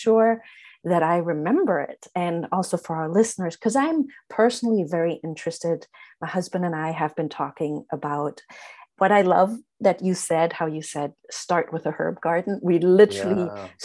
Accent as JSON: {"language": "English", "country": "Germany", "tie": "born or raised there", "moved": "as an adult", "lives_now": "United States", "said": "I grew up in Germany."}